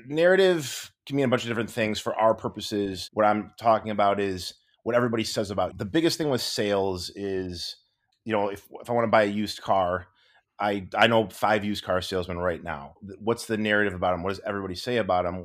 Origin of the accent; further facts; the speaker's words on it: Michigan, United States; moved away; also born or lived in Los Angeles; growing up in Michigan